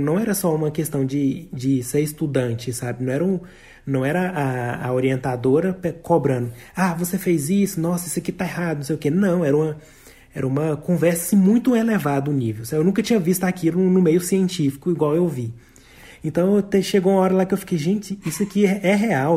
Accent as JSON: {"language": "Portuguese", "country": "Brazil", "moved": "as an adult", "said": "sou do Brasil"}